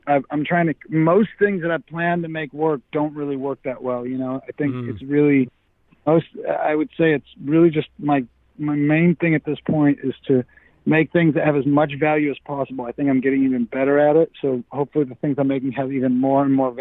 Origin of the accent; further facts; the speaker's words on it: Buffalo, New York, United States; now in Nashville, United States; I grew up in Buffalo, New York